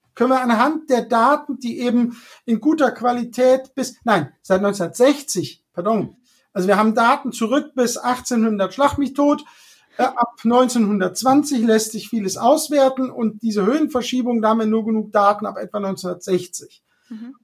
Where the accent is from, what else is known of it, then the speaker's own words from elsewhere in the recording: Hunsrück, Rhineland-Palatinate, Germany; Ich bin ja da im Hunsrück aufgewachsen